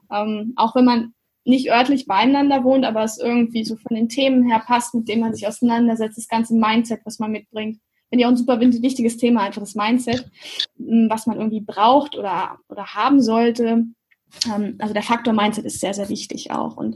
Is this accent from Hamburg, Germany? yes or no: no; Göttingen, Lower Saxony, Germany; Ich bin aus Göttingen, genau.